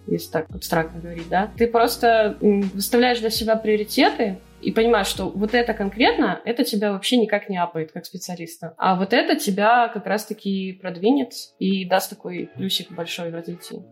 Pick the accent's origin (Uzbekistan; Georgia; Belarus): Belarus; moved away as an adult; now in Russia; я вообще из Беларуси, э, и, соответственно, образование получала там же